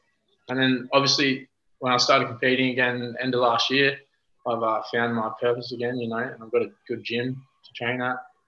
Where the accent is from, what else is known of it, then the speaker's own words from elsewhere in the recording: Launceston, Tasmania, Australia; I grew up in Tassie, Launceston, Tasmania